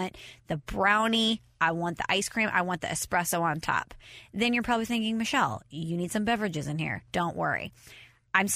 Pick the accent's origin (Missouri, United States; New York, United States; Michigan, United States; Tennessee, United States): Missouri, United States; St. Louis; I'm from St. Louis